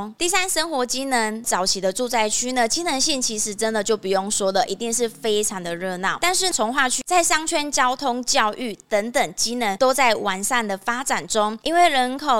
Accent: Kaohsiung, Taiwan; 比如说像我们高雄人武有哪几块是公办？

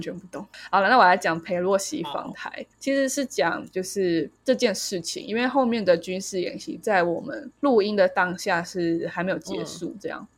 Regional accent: Taiwan; 就是我们台湾人应该很多人

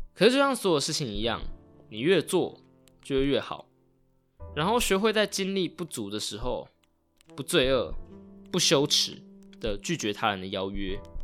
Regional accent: Taitung, Taitung County, Taiwan; 老家，在台东是一个三代同堂的大家庭

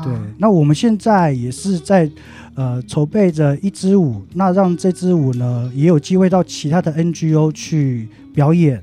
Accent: Taipei, Taiwan; also born or lived in Taitung indigenous village; 因为我小时候幼稚园时段就已经离开部落，来台北生活这样

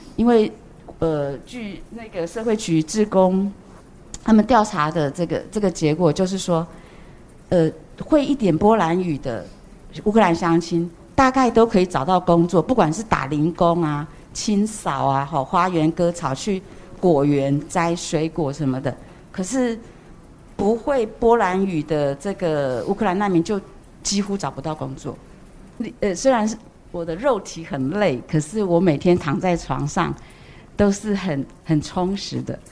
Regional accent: Taiwan; moved away as an adult; also born or lived in Opole, Poland; now in Poland; 我在台湾长大的时候，我，我知道慈济

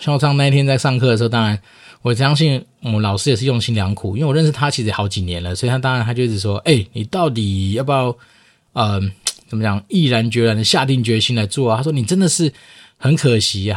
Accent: Taoyuan, Taiwan; 以我老家桃园来说

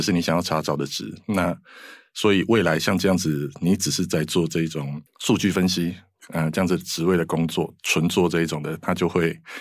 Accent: southern Taiwan, Taiwan; moved away; 我是南部的小孩哦，那所以我很多的，呃，同学啊，都在南部，然后以前我是念建筑

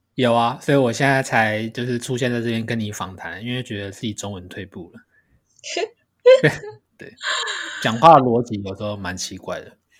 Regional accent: Taiwan

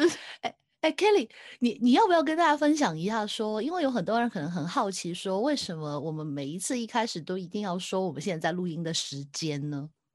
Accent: Hong Kong; 我是香港的

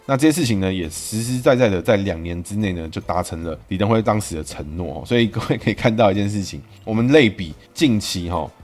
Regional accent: Taiwan; 我们台湾人

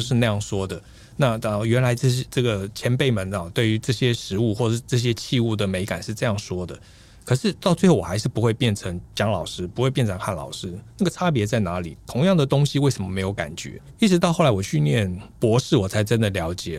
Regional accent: Taiwan; 我们台湾人

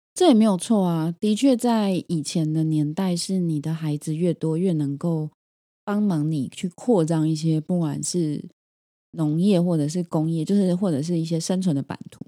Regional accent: Taiwan; 台湾的人口密度在全世界排名是前十名的，表示我们是很拥挤的

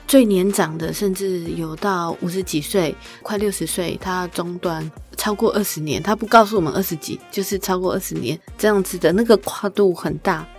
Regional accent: Taiwan; 作为一个台湾人，我以前没有去过欧洲的

